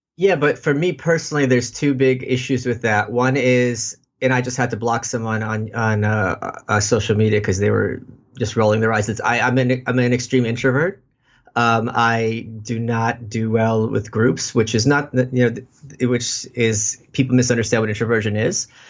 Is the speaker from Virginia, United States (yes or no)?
no; New York City, New York, United States; I'm a New Yorker. I've been here all my life.